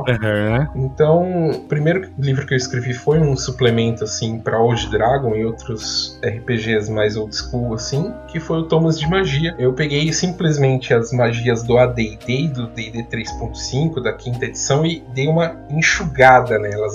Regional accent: Piracicaba, São Paulo, Brazil; Eu sou de São Paulo, mas eu cresci na cidade de Piracicaba, terra da pamonha

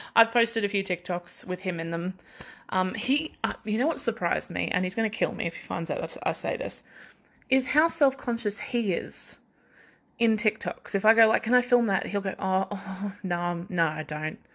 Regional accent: Queensland, Australia; also born or lived in Victoria, Australia; So when we moved from Victoria to Queensland

